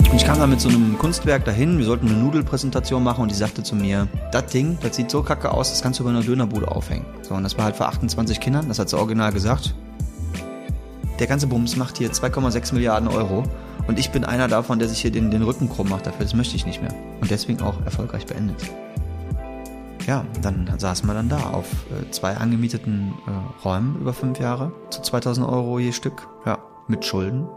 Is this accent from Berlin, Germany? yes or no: no; Bergheim, North Rhine-Westphalia, Germany; also born or lived in Cologne; Meine Heimat ist Köln. Ich komme aber ursprünglich aus dem Bergheimer Raum.